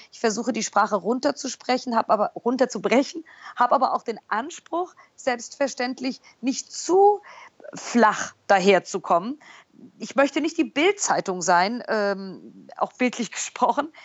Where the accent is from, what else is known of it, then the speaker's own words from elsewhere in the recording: Germany; also born or lived in New York; als Deutsche